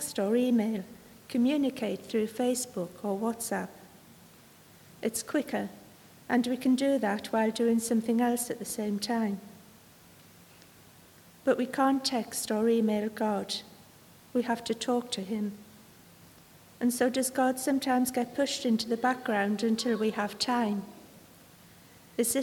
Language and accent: English; Sunderland, North East England, United Kingdom; I come from Sunderland